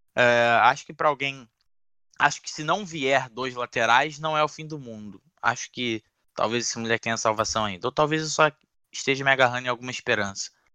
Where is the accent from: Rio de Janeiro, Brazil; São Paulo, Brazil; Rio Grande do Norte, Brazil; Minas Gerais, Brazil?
Rio de Janeiro, Brazil; Eu sou da zona norte do Rio